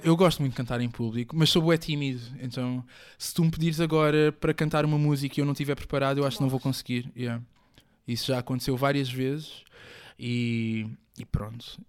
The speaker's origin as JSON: {"language": "Portuguese", "town": "Moita", "region": "Setúbal", "country": "Portugal", "tie": "born or raised there", "also_born_or_lived": "Africa (born, likely Angola)", "said": "eu cresci na Moita. Vivi lá mais de 20 anos"}